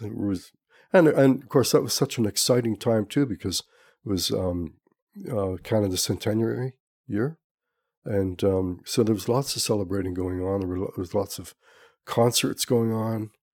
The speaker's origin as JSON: {"language": "English", "town": "Montreal", "region": "Quebec", "country": "Canada", "tie": "born or raised there", "also_born_or_lived": "Calgary / Ladner", "moved": "as an adult", "lives_now": "Pender Island, Canada", "said": "I'm originally from Montreal"}